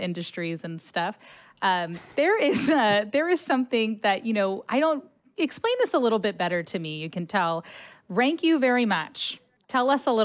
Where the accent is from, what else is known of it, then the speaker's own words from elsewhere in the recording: Cincinnati, Ohio, United States; moved away as an adult; now in St. Louis, United States; I grew up in Cincinnati my whole life and then went to St. Louis for college, moved back to Cincinnati, and then moved back to St. Louis.